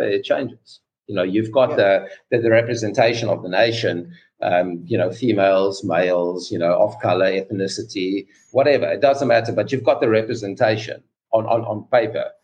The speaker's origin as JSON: {"language": "English", "country": "South Africa", "tie": "born or raised there", "said": "I grew up in South Africa"}